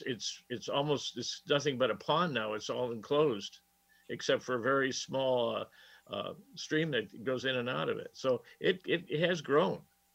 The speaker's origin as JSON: {"language": "English", "town": "Erie", "region": "Pennsylvania", "country": "United States", "tie": "born or raised there", "said": "I grew up on Lighthouse Street, which is outside the lakeside of the bay. And as a kid, you could go up to the top of Lighthouse Street and look out over the Presque Isle."}